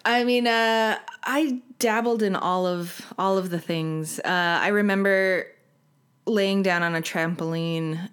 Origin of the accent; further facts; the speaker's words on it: Salt Lake City, Utah, United States; moved away as an adult; I was born and raised in Salt Lake